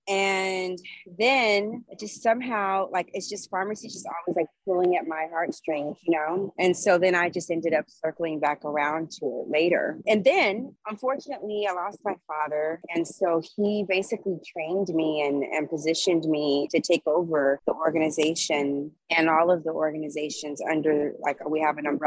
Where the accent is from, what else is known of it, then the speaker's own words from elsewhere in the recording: Los Angeles, California, United States; moved away as an adult; also born or lived in New Orleans, Louisiana; I was born and raised here. I'm a native